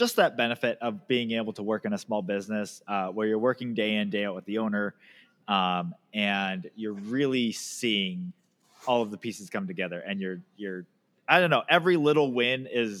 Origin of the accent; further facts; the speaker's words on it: Pacific Northwest, United States; And here in the Pacific Northwest, growing up, I had friends all over the financial spectrum, but all of them loved camping.